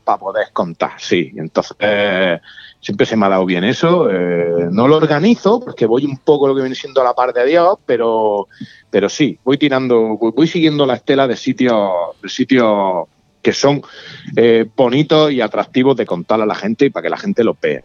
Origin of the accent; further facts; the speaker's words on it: Spain; yo soy de España